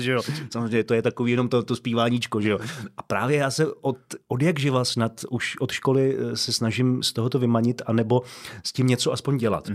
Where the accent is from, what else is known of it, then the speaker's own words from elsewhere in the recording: Pardubice, Pardubice Region, Czechia; v Pardubicích, odkud pocházím